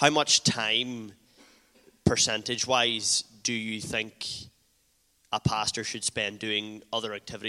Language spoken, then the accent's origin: English; Castlederg, Northern Ireland, United Kingdom; I'm from Castledurg, West Tyrone.